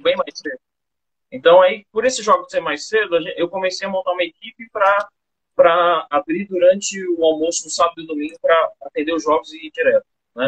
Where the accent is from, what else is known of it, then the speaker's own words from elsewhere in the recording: São Paulo, Brazil; moved away as an adult; now in Campo Grande, Brazil; Eu sou de São Paulo. Eu mudei para Campo Grande, que queria fugir um pouco da loucura de São Paulo, eu e minha esposa